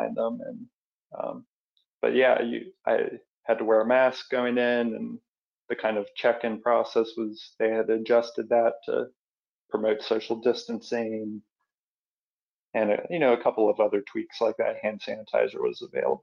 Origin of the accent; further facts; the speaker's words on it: North Carolina, United States; moved away as an adult; now in Pennsylvania, United States; I moved to Pennsylvania, where, you know, I'm from North Carolina